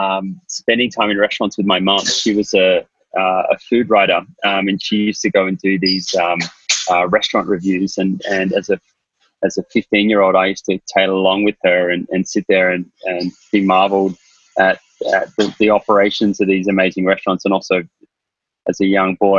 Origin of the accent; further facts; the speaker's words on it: Sydney, New South Wales, Australia; moved away as an adult; also born or lived in London, United Kingdom; now in New York, United States; Yeah, I'm from Sydney. I'm Australian, but I've been living in New York for the last 10 years.